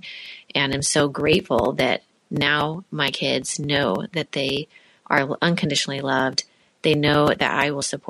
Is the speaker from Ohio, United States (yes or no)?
no; Illinois, United States; I'm from Illinois.